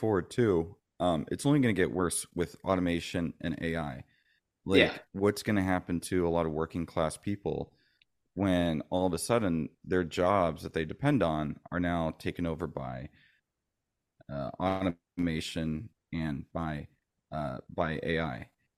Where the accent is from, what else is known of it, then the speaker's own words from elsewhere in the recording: Florida, United States; also born or lived in San Francisco Bay Area, California; I'm originally from the Bay Area. {S1} Oh, wow. {S2} Gotcha. {S3} Okay. My dad was Navy. So we ended up moving around a lot. And I ended up growing up mostly in Florida, but to the Bay Area for the summers